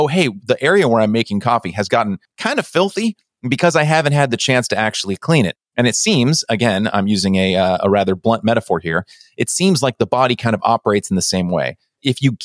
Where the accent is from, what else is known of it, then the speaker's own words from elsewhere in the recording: Pleasanton, California, United States; I grew up in Pleasanton